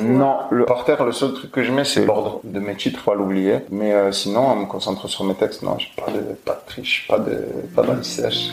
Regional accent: Marseille, Provence-Alpes-Côte d'Azur, France; accent: Marseillais; quand je parle en général j'ai un accent marseillais on l'entend quand je chante pas trop

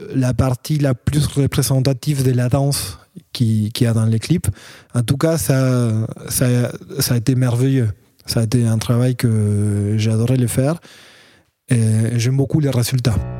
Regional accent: Argentina; French is a second language; moved away as an adult; now in Paris, France; Je viens de l'Argentine aussi. Euh, ça fait cinq ans que j'habite euh, à Paris

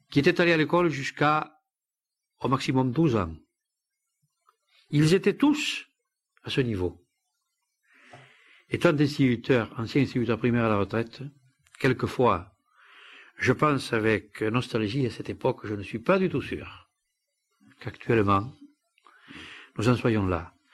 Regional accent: Occitania, France; born there; je ne suis pas né dans val je suis né dans les Baronnies.

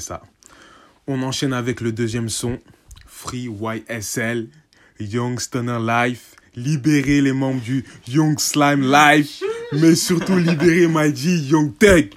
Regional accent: Senegal; en tant que Sénégalais

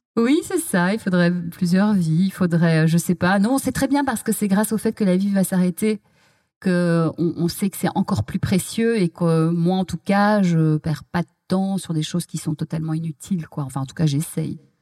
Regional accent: Belgium; moved away as an adult; now in Paris, France; j'ai grandi en Belgique

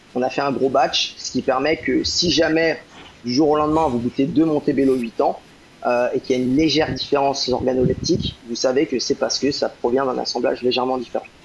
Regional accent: Rennes, Brittany, France; moved away as an adult; also born or lived in London, United Kingdom; now in Guadeloupe; ma terre natale, parce que je suis breton, euh, je, viens de, je de Rennes

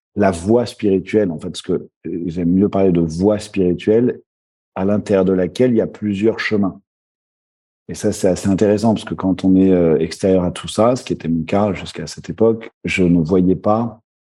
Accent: Paris, Île-de-France, France; j'ai grandi en France, à Paris

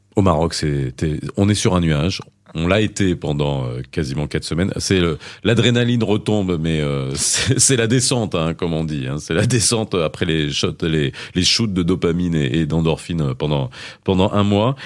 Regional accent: France; also born or lived in Morocco; j'ai grandi en France

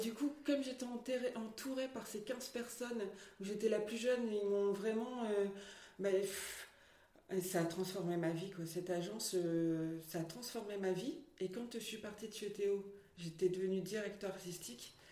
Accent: Lille area, Hauts-de-France, France; also born or lived in Mouvaux; Je suis née à Lille et j'ai fait mon enfance à Venedasque et maintenant j'habite à Mouvaux

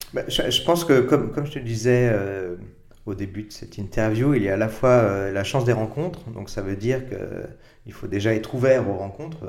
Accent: Paris, Île-de-France, France; je suis né à Paris euh, en 1964

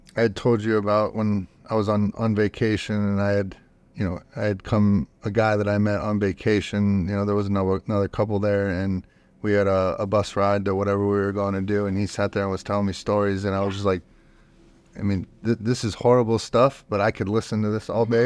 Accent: Youngstown, Ohio, United States; now in Austin, United States; I'm from Youngs-, Youngstown, Ohio

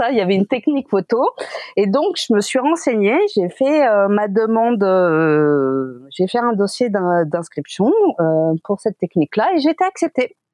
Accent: Quebec, Canada; born there; suis né au Québec, j'ai fait mes études de photo au Québec.

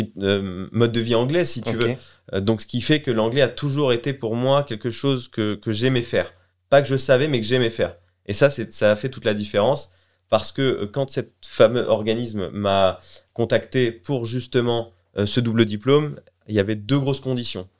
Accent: Colleville-Montgomery, Normandy, France; also born or lived in Los Angeles, United States; moi, je suis un canet d'origine. born and raised. Donc, c'est-à-dire que j'ai grandi en Normandie, à Colville-Montgomery, et j'ai fait toute ma scolarité ici

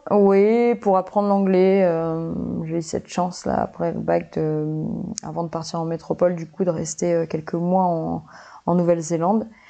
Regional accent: Nouméa, New Caledonia; je suis calédonienne déjà, donc je suis née à Nouméa

